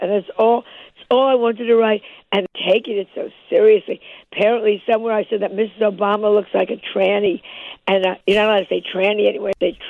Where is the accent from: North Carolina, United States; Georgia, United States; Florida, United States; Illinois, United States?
Illinois, United States; Chicago; I'm just going to say, I'm from Chicago, and I'm not making the... I can move there tomorrow and be perfectly happy.